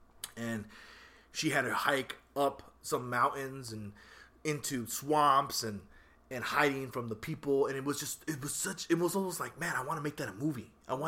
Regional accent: United States; Because, you know, I'm American, so you have to, but I also have a prideful lineage that I don't like to see my people suffer.

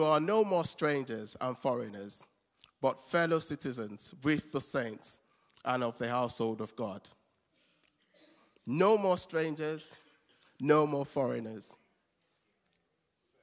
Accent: Nigeria; moved away; I'm a Nigerian. And for someone who is far away from his home country

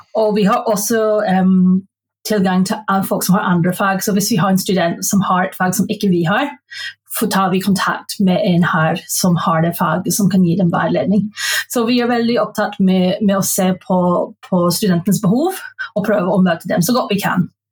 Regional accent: Belfast, Northern Ireland, United Kingdom; Norwegian is a second language; moved away as an adult; now in Norway; jeg er født og oppvokst i Belfast

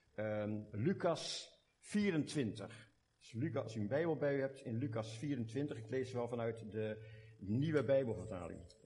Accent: Delft, South Holland, Netherlands; accent: Hollands; moved away as an adult; now in Belgium; ik heb mijn Hollands accent nooit kunnen afleren. Ik kom oorspronkelijk van Delft.

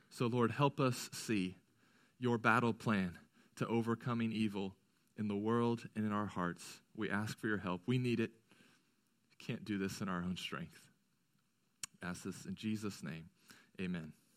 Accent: United States

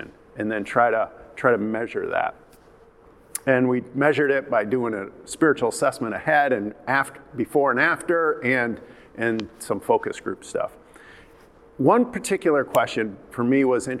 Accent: Byron Center, Michigan, United States; moved away as an adult; also born or lived in Turkey; my growing up in Byron Center

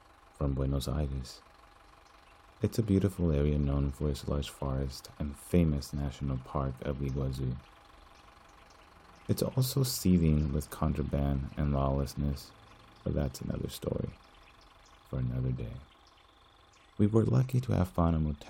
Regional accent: United States; I am an American.

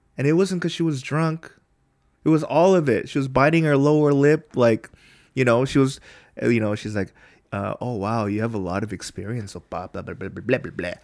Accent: United States; now in Korea; we're from there

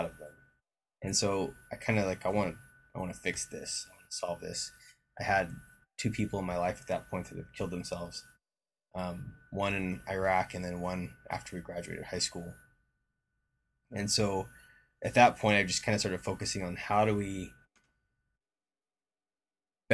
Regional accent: Oklahoma, United States; moved away as an adult; also born or lived in Monterey, California / Texas / Utah; I grew up in Oklahoma

